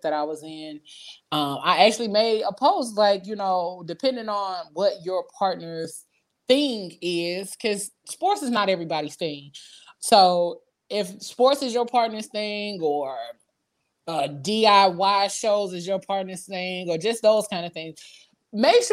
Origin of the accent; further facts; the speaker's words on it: Midwest, United States; I was born and raised in the Midwest